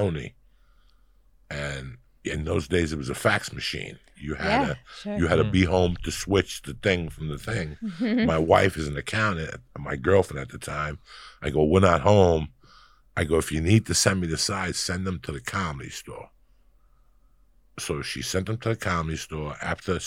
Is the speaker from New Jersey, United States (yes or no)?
yes; Union City, New Jersey, United States; also born or lived in Cuba / New York; I'm from Jersey. I'm as Jersey as they come. I'm from Hudson County, New Jersey. I'm what they call a tunnel rat. I'm from Union City